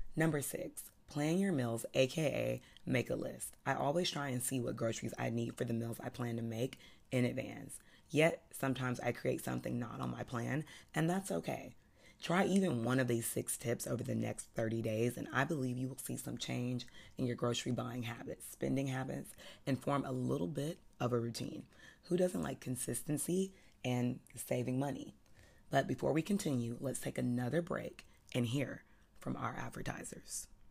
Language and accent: English; the South, United States; I'm from the South